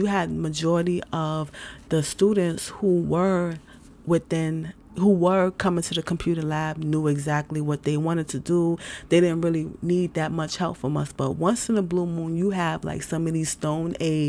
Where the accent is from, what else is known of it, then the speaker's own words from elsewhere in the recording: New York City, New York, United States; moved away; I'm from New York City. I'm from New York City. I've been in different places